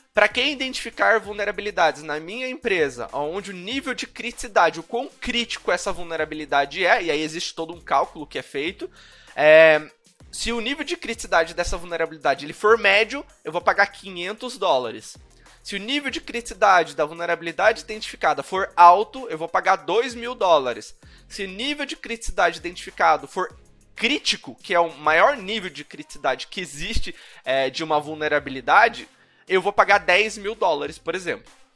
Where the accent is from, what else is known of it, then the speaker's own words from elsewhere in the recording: Curitiba, Paraná, Brazil; numa empresa é, de educação aqui de Curitiba, eu sou de Curitiba.